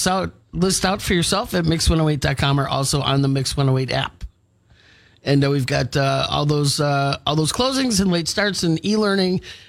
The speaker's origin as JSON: {"language": "English", "town": "Milwaukee", "region": "Wisconsin", "country": "United States", "tie": "born or raised there", "moved": "yes", "said": "growing up in Milwaukee, I started skiing when I was probably like 8 years old."}